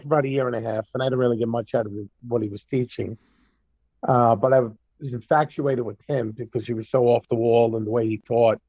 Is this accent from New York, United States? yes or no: yes; New York City, New York, United States; moved away; I grew up in Brooklyn.